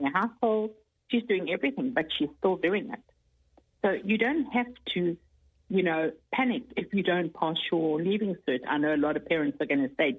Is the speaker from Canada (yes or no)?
no; South Africa; now in Ireland; I come from South Africa